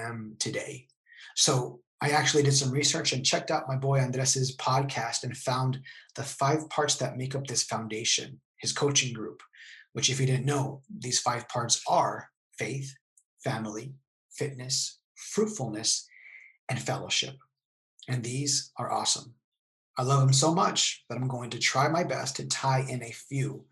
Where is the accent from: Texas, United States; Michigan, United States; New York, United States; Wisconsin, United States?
Texas, United States; El Paso; moved away as an adult; now in San Diego, United States; I grew up in El Paso, Texas, until about the age of 30